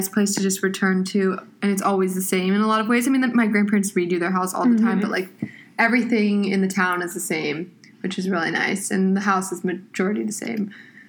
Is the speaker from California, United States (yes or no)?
yes; California, United States; I'm from California. I go to Georgetown. I am 20 years old.